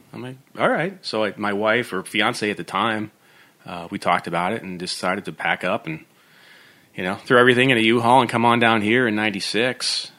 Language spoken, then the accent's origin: English; upstate New York, United States; now in Nashville, United States; where I grew up in New York, which is just nasty winters.